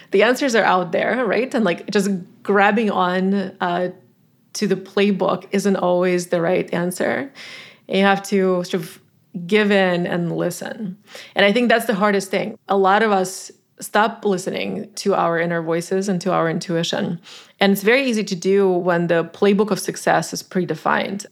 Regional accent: Tajikistan; English is a second language; moved away as an adult; now in United States; I grew up in Tajikistan, a former Soviet republic, now an independent country.

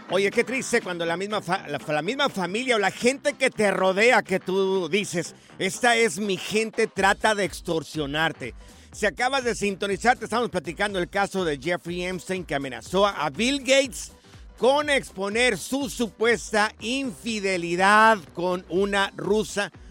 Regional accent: Jalisco, Mexico; Yo soy del estado de Jalisco, pero tengo familia allá en Aguascalientes.

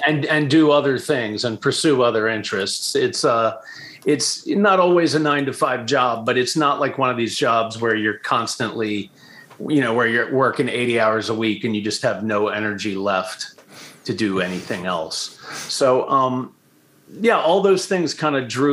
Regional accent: Baltimore, Maryland, United States; I was born in Baltimore. I'm from here. I've moved away a few times, but always came back.

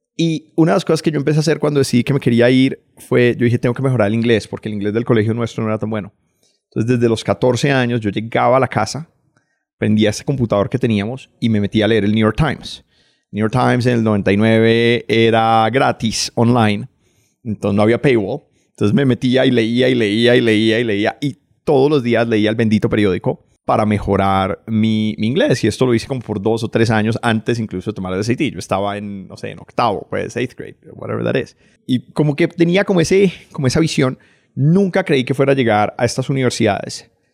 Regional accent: Cali, Valle del Cauca, Colombia; moved away as an adult; also born or lived in United States; yo nací en Cali. Nací en Cali en los 80. Crecí familia clase media de Cali

